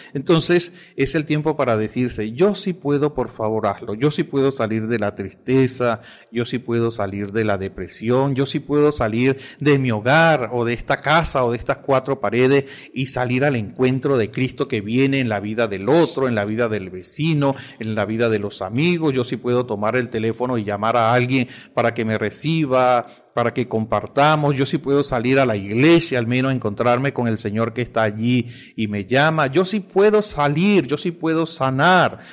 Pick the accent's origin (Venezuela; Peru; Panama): Venezuela; Villanueva, Lara; now in Maracaibo, Venezuela; hablo especialmente del estado Lara, eh, que es mi estado, y de la ciudad del Tocuyo y de mi pueblo que es Villanueva y pertenece al municipio Morán